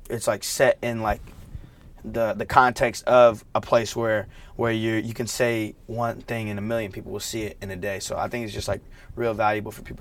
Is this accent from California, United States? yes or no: yes; the Bay Area, California, United States; now in Los Angeles, United States; Oh, I'm from the Bay